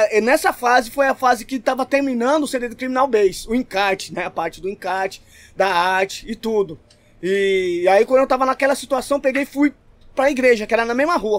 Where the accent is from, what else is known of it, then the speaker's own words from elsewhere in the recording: São Paulo, Brazil; also born or lived in São Mateus, São Paulo; eu morava no Ipiranga, nasci no Ipiranga